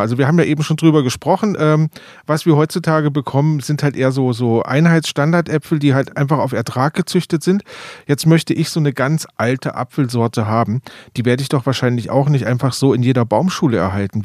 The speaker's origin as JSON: {"language": "German", "region": "Rhön", "country": "Germany", "said": "bei uns in der Rhön einfach mal die klimatischen Bedingungen doch sehr schlecht sind"}